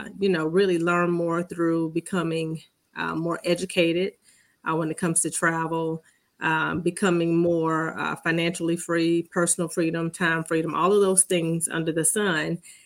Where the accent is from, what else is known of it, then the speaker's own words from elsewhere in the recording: Columbia, South Carolina, United States; I am from Columbia, South Carolina.